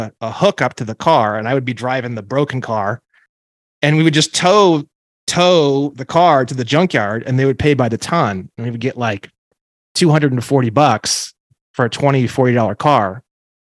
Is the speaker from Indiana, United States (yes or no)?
yes; Northwest Indiana, United States; now in Glendale, United States; I grew up in Indiana, in a small town at first, close to Gary and Chicago, in Northwest Indiana, right up in the Northwest corner